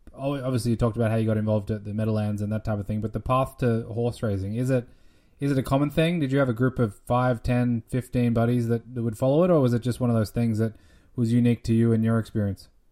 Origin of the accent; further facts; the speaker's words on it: Australia; moved away; my home country in Australia